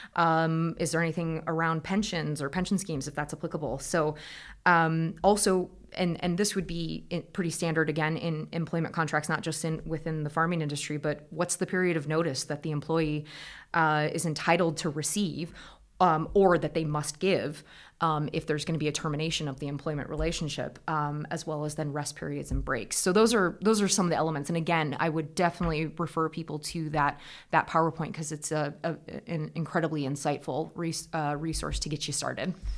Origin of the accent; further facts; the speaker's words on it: Iowa, United States; moved away as an adult; also born or lived in Scotland; As you can probably hear from the accent, I'm originally from Iowa in the United States. Um, I come from a tillage farm